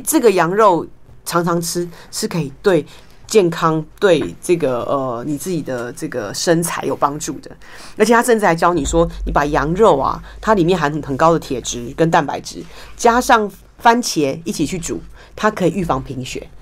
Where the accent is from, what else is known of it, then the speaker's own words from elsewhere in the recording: Taiwan; 我们其实台湾人喜欢吃海苔